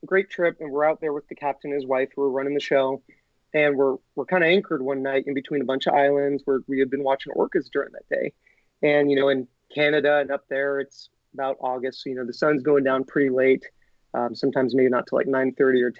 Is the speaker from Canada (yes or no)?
no; Monterey, California, United States; also born or lived in Washington / Jackson Hole, Wyoming; I was born in Monterey. So I was born here. I didn't live here my entire life. I lived in Washington, Wyoming for a little bit